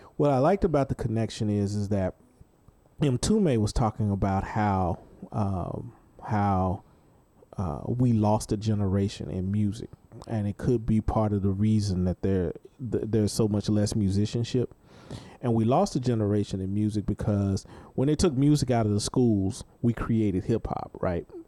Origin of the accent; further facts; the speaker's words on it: Dallas, Texas, United States; growing up in Dallas